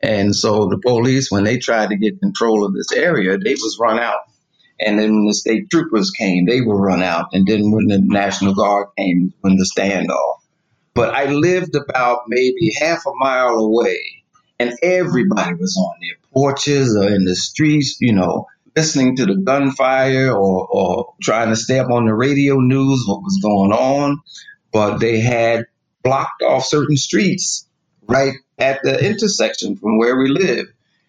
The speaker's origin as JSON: {"language": "English", "town": "Plainfield", "region": "New Jersey", "country": "United States", "tie": "born or raised there", "said": "Well, Plainfield's a small town, New Jersey, but there was a demarcation. Clear demarcation where the Black community resided and the white, larger white community."}